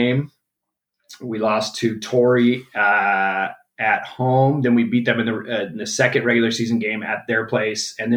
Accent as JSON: {"language": "English", "town": "Encinitas", "region": "California", "country": "United States", "tie": "born or raised there", "said": "my hometown is Encinitas, California."}